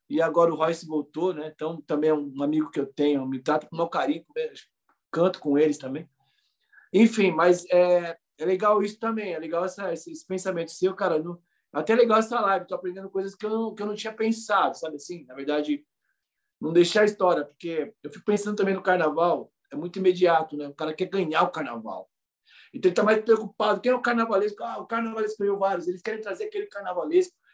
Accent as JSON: {"language": "Portuguese", "region": "São Paulo", "country": "Brazil", "tie": "born or raised there", "said": "eu nasci na Brasilândia, como eu já falei aqui, a escola foi fundada muito perto da minha casa."}